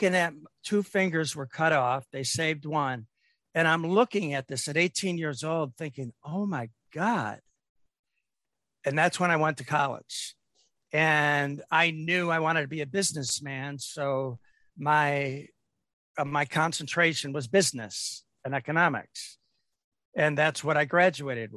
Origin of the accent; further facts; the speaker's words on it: Detroit, Michigan, United States; I grew up in Detroit.